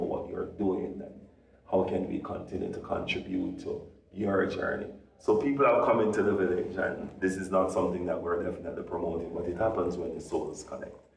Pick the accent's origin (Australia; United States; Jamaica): Jamaica; us being Jamaican